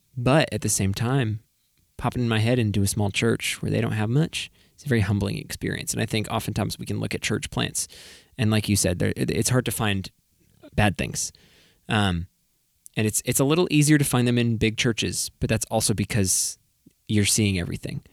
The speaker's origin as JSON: {"language": "English", "region": "New England", "country": "United States", "moved": "yes", "said": "I'm from New England"}